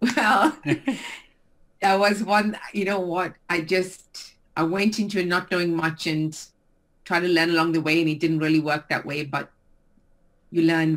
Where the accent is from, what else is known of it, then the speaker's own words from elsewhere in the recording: South Africa; moved away as an adult; also born or lived in Frankfurt, Germany; now in Brentwood, United Kingdom; I'm from South Africa originally. So I've been living here in England for 16 years and prior to that for almost three years in Frankfurt